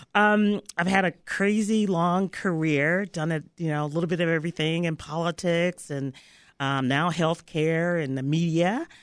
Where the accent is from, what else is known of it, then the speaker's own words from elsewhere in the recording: Memphis, Tennessee, United States; moved away; I was raised in Memphis, Tennessee, and, uh, you know, down south.